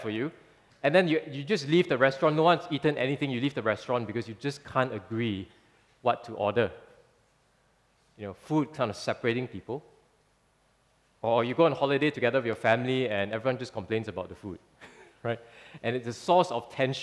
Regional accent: Singapore; many of us have lived in Singapore for quite a while

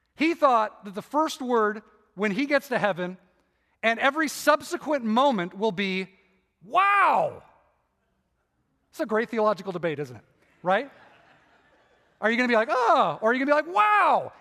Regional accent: Irvine, California, United States; I grew up in Irvine, and we moved there in, like, nineteen seventy-four.

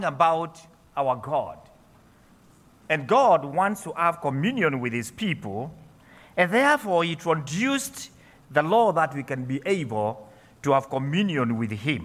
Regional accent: Kenya; I come from Kenya. I'm an ordained minister in the Presbyterian Church there

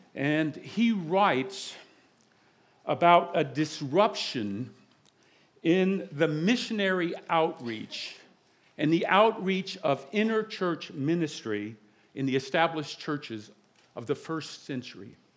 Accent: the South, United States; now in South Jersey, United States; I'm from the South

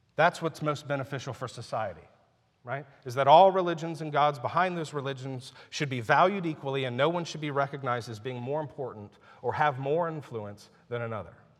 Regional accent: United States; I'm a Christian who happens to be an American citizen. And I'm very thankful I live here

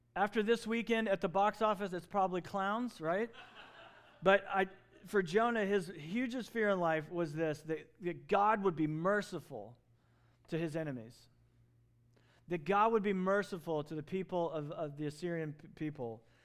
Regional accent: Southeast, United States; moved away; where I grew up in the Southeast

